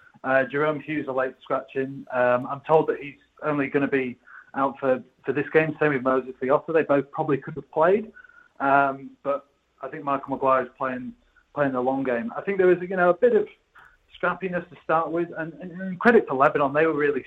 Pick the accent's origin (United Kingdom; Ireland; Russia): United Kingdom; England; as an Englishman